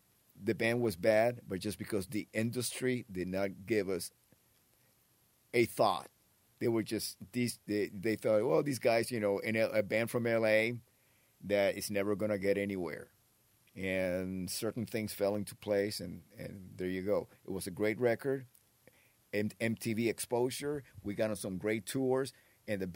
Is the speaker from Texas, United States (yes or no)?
no; Florida, United States; also born or lived in Havana, Cuba / West New York, New Jersey / Miami; I grew up in Florida. Actually, I spent time in Jersey. I was born in Cuba.